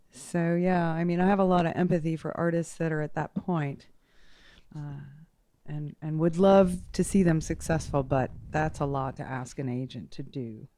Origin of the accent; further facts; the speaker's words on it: Portland, Maine, United States; moved away as an adult; also born or lived in Denver / New Orleans / Guatemala / Austin; now in Fort Collins, United States; I grew up in Portland, Maine.